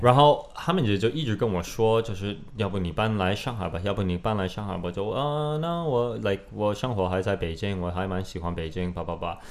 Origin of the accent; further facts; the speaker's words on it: Canada; Chinese is a second language; moved away as an adult; also born or lived in Beijing, China; now in China; 然后这个就过了两个月，我就回加拿大了，待了。但是我在加拿大的时候，我就必须要回中国，我必须要回中国。